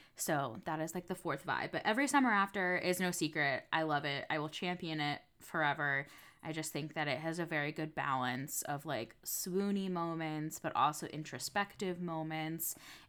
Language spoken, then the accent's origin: English; New England, United States; I grew up in New England, like with the Atlantic Ocean.